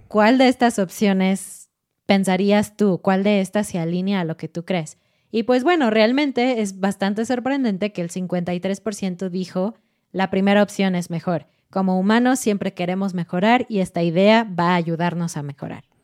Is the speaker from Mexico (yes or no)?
yes; Mexico; como somos mexicanos, como estamos estudiando español mexicano